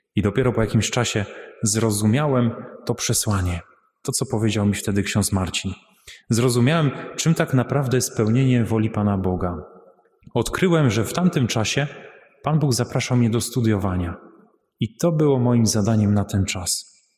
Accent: Łambinowice, Opole Voivodeship, Poland; pochodzę z parafii świętej Marii Magdaleny w Łambinowicach

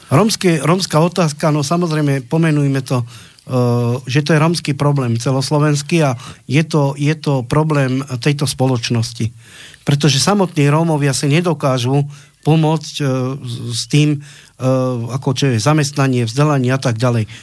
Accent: Slovakia; sme Slováci

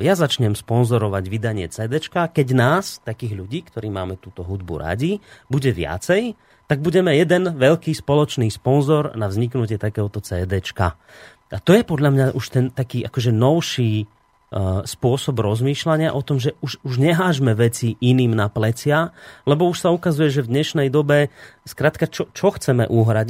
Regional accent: Slovakia; sme my Slováci takí

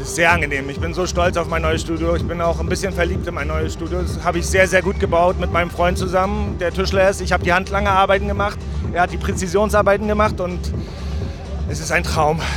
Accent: Rostock, Mecklenburg-Vorpommern, Germany; ich komme aus Mecklenburg-Vorpommern, Rostock. Aber Rostock ist jetzt, würde ich sagen, kein Country, sondern ist so eine kleine Großstadt. 200.000 Einwohner, sehr schön. Ich wohne da immer noch seit 38 Jahren.

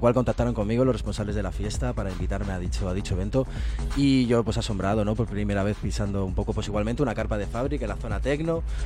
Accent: Guadalajara, Castilla-La Mancha, Spain; yo soy de Guadalajara

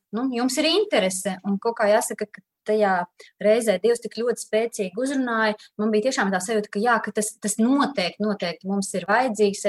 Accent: Daugavpils, Latvia; now in Riga, Latvia; es arī savukārt nāku no Latvijas, no Daugopils

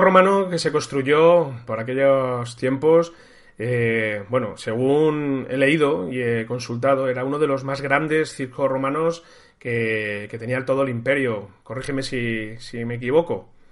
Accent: Toledo, Castilla-La Mancha, Spain; Yo soy toledano, soy un enamorado de mi, ciudad, de mi ciudad

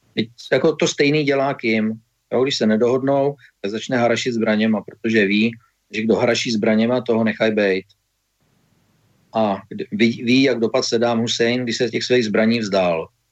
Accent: Czechia

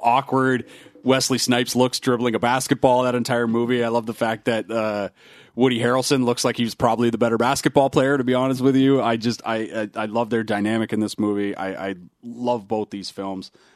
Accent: Canada; as a basketball fan growing up in Canada

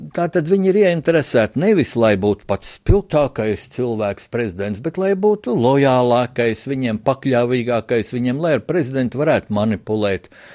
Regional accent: Latvia; Es arī pats kā, kā latvietis, kā kristietis

